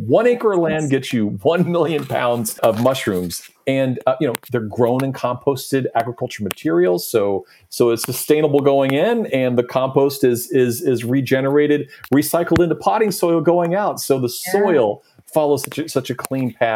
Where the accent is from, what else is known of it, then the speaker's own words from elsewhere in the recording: Nashville, Tennessee, United States; I'm originally from Nashville